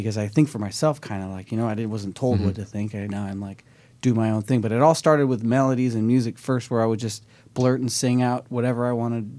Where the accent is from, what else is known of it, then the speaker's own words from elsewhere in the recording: Los Angeles, California, United States; also born or lived in Orange County; I'm from LA, yeah. Born and raised in the Valley, and I lived in Orange County as well for